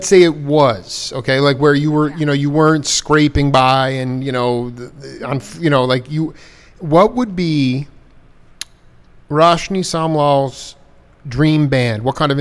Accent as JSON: {"language": "English", "area": "Long Island", "region": "New York", "country": "United States", "tie": "born or raised there", "moved": "yes", "said": "I grew up in Long Island."}